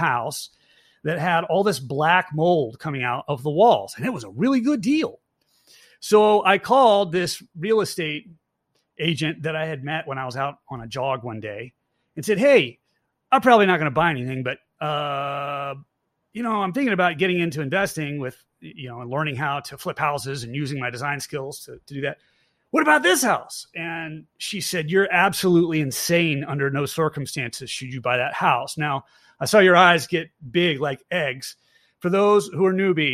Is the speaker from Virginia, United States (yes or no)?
yes; Virginia, United States; now in Georgia, United States; I'm originally from Virginia